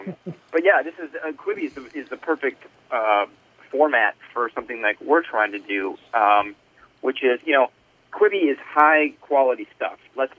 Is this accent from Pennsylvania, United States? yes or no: no; Woodbury, Minnesota, United States; We grew up in Woodbury. It's very close to that. It's just close to Cottage Grove.